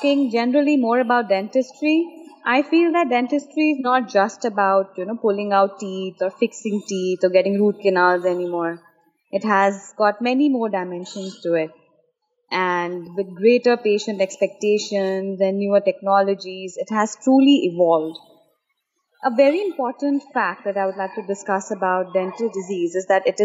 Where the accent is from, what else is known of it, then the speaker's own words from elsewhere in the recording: Delhi, India; moved away as an adult; now in Dubai, United Arab Emirates; I'm actually from Delhi. My parents live there, and so does my younger brother, who's an architect. And I moved to Dubai 1.5 years ago with my husband